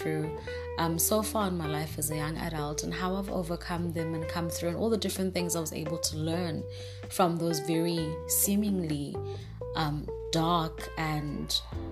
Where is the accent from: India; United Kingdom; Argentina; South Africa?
South Africa; Durban, KwaZulu-Natal; I am from South Africa, Durban, born and raised